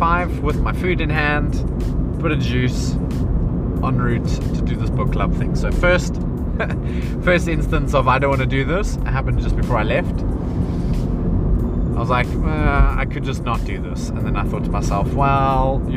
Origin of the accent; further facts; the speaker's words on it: South Africa; growing up in South Africa